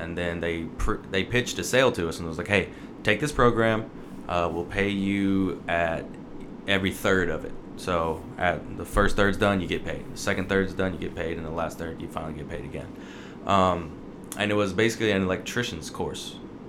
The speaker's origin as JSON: {"language": "English", "region": "Mississippi", "country": "United States", "tie": "born or raised there", "said": "And I'm from Mississippi, so a lot of people like to do their own work."}